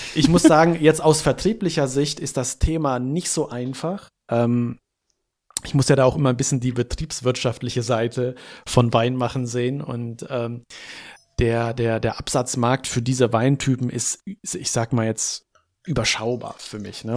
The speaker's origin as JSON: {"language": "German", "town": "Hanover", "region": "Lower Saxony", "country": "Germany", "said": "ich bin Hannoveraner"}